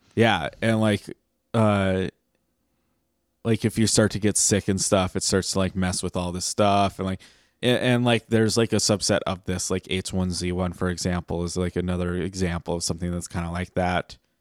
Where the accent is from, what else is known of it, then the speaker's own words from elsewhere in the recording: United States; we're American